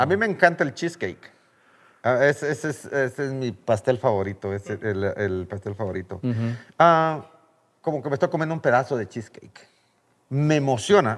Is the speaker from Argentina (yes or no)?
no; Guatemala; moved away as an adult; Yo me vine de Guatemala porque no había la oportunidad